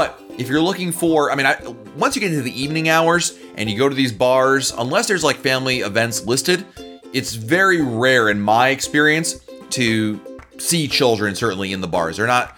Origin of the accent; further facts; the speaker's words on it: Chile; born there; I was born in Chile, and my mom grew up there to German parents from Leipzig.